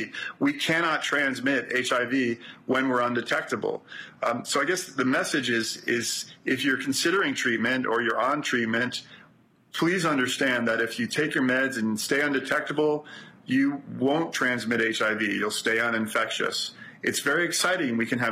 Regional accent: New York City, New York, United States; I'm from Brooklyn.

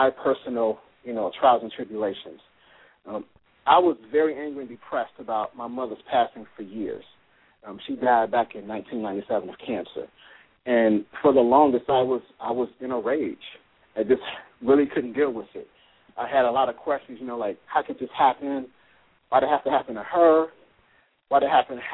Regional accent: Chicago, Illinois, United States; moved away; also born or lived in Tampa; my hometown because I'm from Chicago

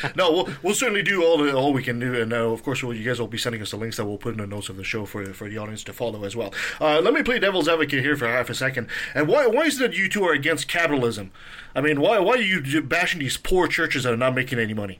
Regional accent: Canada; as a Canadian

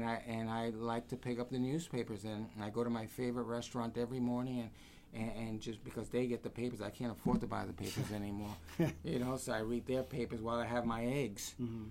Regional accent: United States; I was born here. I was born in America, and I'm proud to be an American.

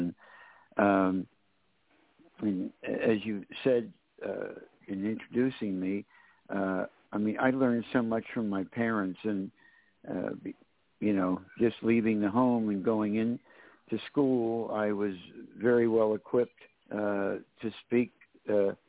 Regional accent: Philadelphia, Pennsylvania, United States; growing up in Philadelphia

